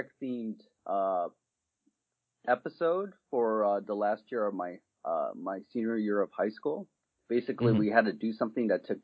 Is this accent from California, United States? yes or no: yes; Alameda, California, United States; also born or lived in Japan; I'm originally from Alameda, California, which is, I guess, like a suburb of San Francisco. I grew up in both Japan and the United States